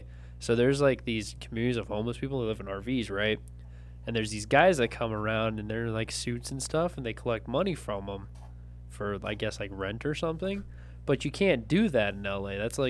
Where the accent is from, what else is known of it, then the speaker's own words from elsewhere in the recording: Appalachia, United States; I'm from Appalachia.